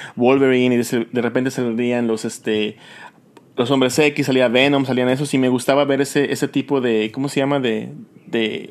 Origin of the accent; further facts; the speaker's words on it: Yucatán, Mexico; also born or lived in Orange County, California; now in California, United States; yo, crecí solo en México, mis papás estaban aquí en Estados Unidos y luego me, me mandaron a, allá a Yucatán, crecí con mi abuelita